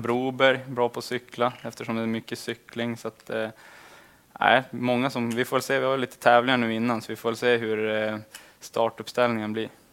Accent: Lycksele, Västerbotten County, Sweden; moved away as an adult; now in Skellefteå, Sweden; hemma i Lycksele

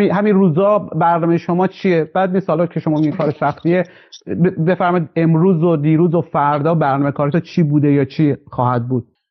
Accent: Khorasan, Iran; به عنوان خراسانی تبریم

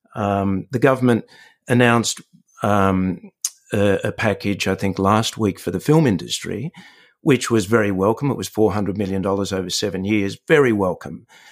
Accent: Sydney, New South Wales, Australia; it's my hometown

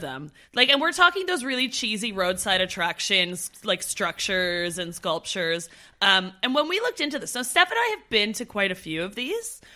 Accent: Ottawa, Ontario, Canada; moved away; also born or lived in Brantford, Ontario; I'm originally from Ottawa

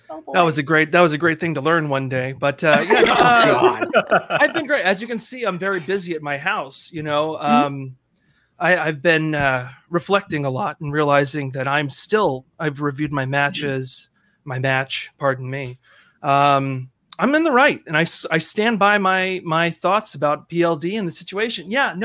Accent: East Coast, United States; I'm from the East Coast. I got no good accent.

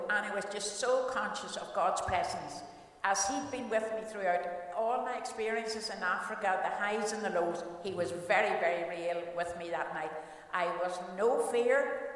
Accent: Cookstown, Northern Ireland, United Kingdom; I was born in Cookstown, County Tyrone

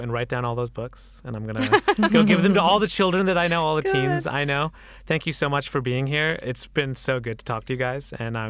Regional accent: Pakistan; as a Pakistani Muslim man, I want to think about other ways to just have the rest of those experiences that also make up the Muslim experience

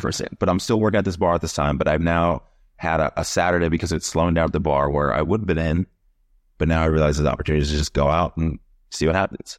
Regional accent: Yuma, Arizona, United States; also born or lived in Fort Lauderdale, Florida / Miami, Florida; now in New York City, United States; I'm originally from a small desert city in Arizona called Yuma

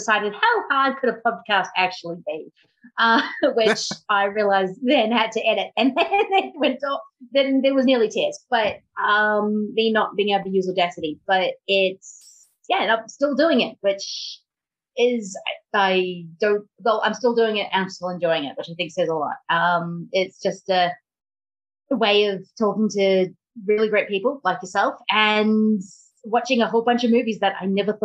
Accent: Melbourne, Victoria, Australia; from Melbourne, where all the cool people are from

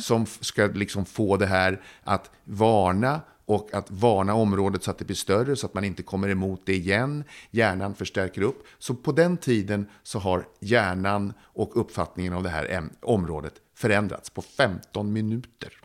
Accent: Södertälje, Stockholm County, Sweden; hemma i Södertälje. Jag var sex år gammal

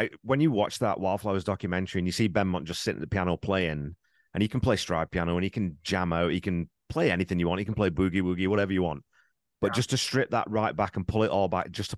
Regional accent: England, United Kingdom; moved away; I grew up in England

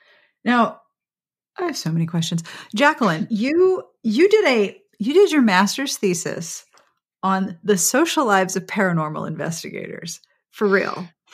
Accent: Pittsburgh, Pennsylvania, United States; moved away; also born or lived in Columbia, South Carolina; I'm very much Yankee. I'm from Pittsburgh

